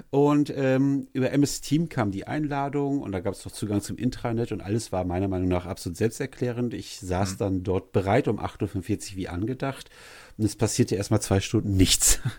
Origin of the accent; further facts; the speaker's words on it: Leverkusen, North Rhine-Westphalia, Germany; born there; ich bin ja, ich bin ja gebürtiger Leverkusen